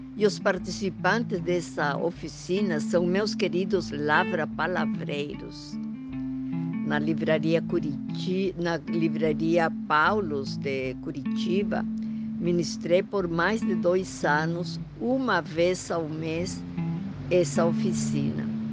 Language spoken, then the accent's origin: Portuguese; Huancayo, Junín, Peru; accent: Peruvian; Portuguese is a second language; moved away as an adult; also born or lived in Lima, Peru / Paris, France; now in Brazil; Vocês devem estar sentindo no meu sotaque que eu sou peruana, mas moro no Brasil há muito, muito tempo